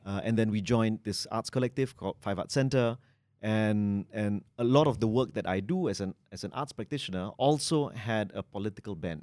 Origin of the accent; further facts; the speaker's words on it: Malaysia; I'm Malaysian